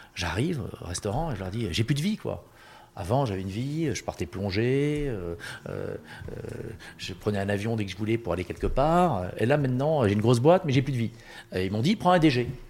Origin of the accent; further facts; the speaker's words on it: Marseille, Provence-Alpes-Côte d'Azur, France; je suis marseillais